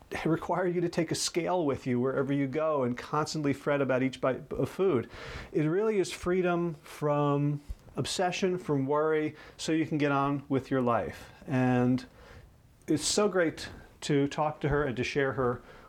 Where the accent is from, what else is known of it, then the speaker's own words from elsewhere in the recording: North Carolina, United States; my home state of North Carolina